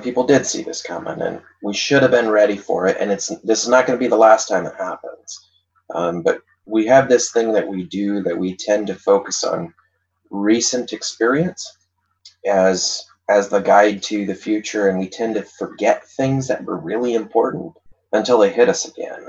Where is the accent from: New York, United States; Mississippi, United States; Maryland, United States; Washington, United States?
Washington, United States; Othello; So I grew up in Eastern Washington. I grew up in a little town called Othello